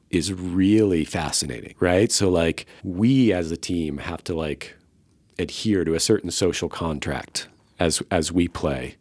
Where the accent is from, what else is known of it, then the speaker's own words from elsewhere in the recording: Tampa, Florida, United States; moved away as an adult; now in Austin, United States; I'm from the Tampa Bay area